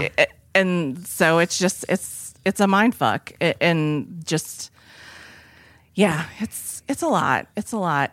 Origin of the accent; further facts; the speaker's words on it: New England, United States; I come from New England